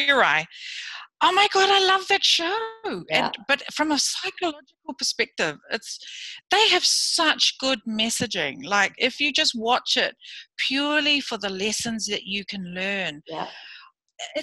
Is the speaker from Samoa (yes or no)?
yes; Samoa; also born or lived in Fiji; now in New Zealand; I was born in Samoa, lived in Samoa, Fiji